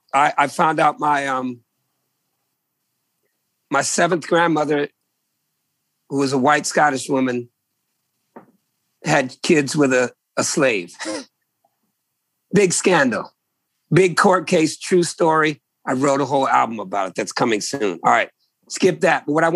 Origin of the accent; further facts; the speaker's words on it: Virginia, United States; I come from Virginia people, man. I am a Virginian, brother.